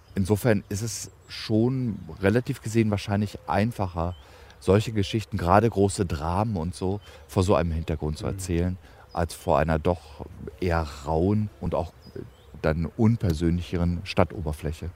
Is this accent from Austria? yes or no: no; Evershorst, Lower Saxony, Germany; now in Berlin, Germany; meinen Geburtsort eben Evershorst